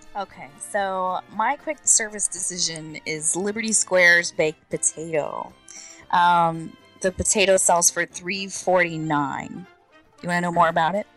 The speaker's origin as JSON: {"language": "English", "town": "Orlando", "region": "Florida", "country": "United States", "tie": "born or raised there", "said": "I'm born and raised in Orlando, Florida"}